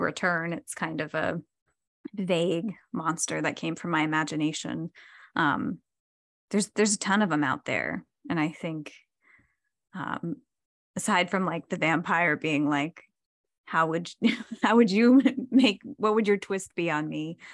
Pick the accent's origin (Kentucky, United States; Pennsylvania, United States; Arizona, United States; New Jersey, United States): New Jersey, United States; moved away; I'm from New Jersey